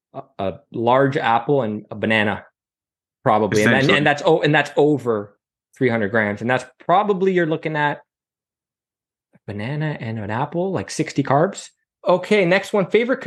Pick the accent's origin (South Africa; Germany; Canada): Canada; I'm Canadian.